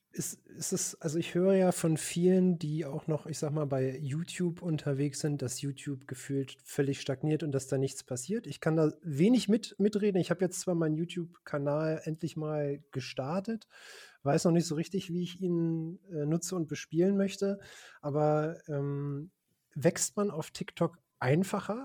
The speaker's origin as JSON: {"language": "German", "town": "Braunschweig", "region": "Lower Saxony", "country": "Germany", "said": "wir hatten damals auch einen Metal-Schuppen in Braunschweig, wo ich herkomme"}